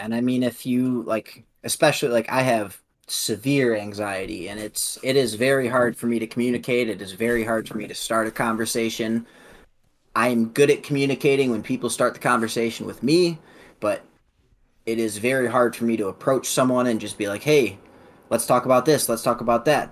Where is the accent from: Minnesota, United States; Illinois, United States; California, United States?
Illinois, United States; also born or lived in Elizabethtown, Kentucky; I was born in Elizabethtown, Kentucky, but moved to the state of Illinois at about a year old. Born or raised in the state of Illinois.